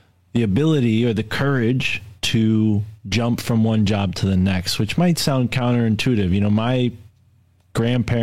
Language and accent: English; New England, United States; I'm from New England